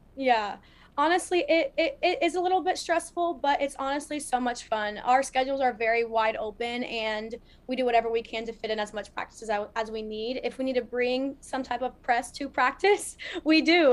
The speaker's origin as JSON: {"language": "English", "town": "Columbus", "region": "Ohio", "country": "United States", "tie": "born or raised there", "said": "growing up, I am from Ohio, Columbus, Ohio"}